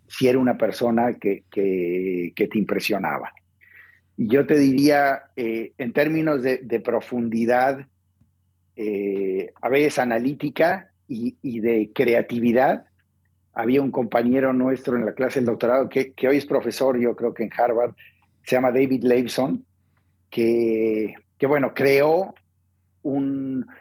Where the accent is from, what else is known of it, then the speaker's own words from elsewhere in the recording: Mexico; also born or lived in Argentina; yo crecí en Argentina, como bien dice, hasta los 10 años fui al, colegio primario en Argentina, luego mi familia se fue a México y luego crecimos en México